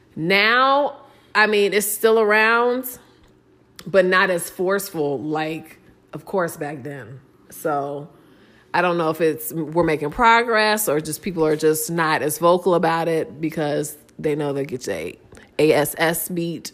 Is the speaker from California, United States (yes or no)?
no; Ohio, United States; I was raised in Ohio.